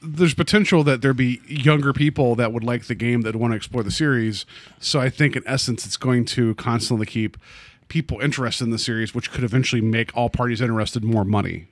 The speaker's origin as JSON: {"language": "English", "region": "West Virginia", "country": "United States", "tie": "born or raised there", "moved": "yes", "said": "I grew up in West Virginia"}